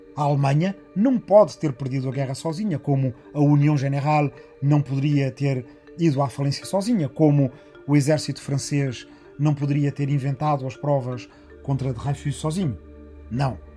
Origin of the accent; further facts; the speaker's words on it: Arrifana, Ribatejo, Portugal; a minha aldeia de Arrifana, no Ribatejo